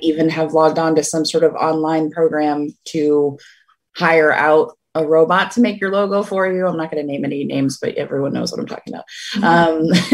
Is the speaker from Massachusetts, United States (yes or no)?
yes; the Berkshires, Western Massachusetts, United States; now in Cape Cod, United States; I grew up in the Berkshires. I grew up in the mountain region of Western Mass